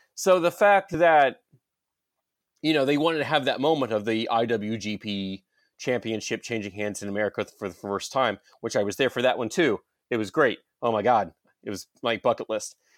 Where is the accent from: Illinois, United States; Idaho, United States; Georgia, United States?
Georgia, United States; I'm from Georgia